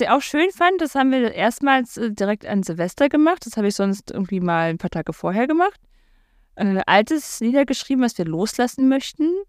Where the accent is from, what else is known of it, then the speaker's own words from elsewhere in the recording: the East, eastern Germany, Germany; Aber ich komme aus dem Osten.